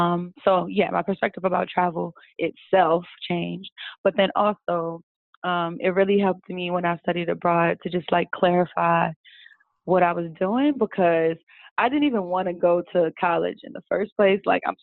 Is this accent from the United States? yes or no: yes; Baltimore, Maryland, United States; you know, I'm from Baltimore, kind of like it's not a small town, but it's not like a huge city either.